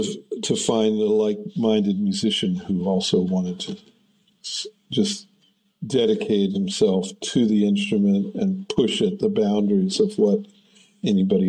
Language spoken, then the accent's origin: English; United States; now in Germany; as an American mandolinist